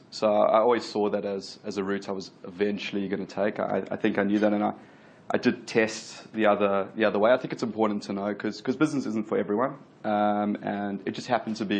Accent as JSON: {"language": "English", "town": "Durban", "region": "KwaZulu-Natal", "country": "South Africa", "tie": "born or raised there", "also_born_or_lived": "Melbourne, Australia", "moved": "as an adult", "lives_now": "Sydney, Australia", "said": "So I grew up in Durban, South Africa, moved to Australia about 12 years ago to finish off my university degree in Melbourne, came across to Sydney."}